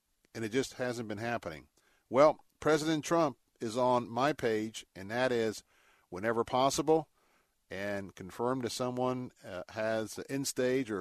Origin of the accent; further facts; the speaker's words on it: Tampa, Florida, United States; I grew up in Tampa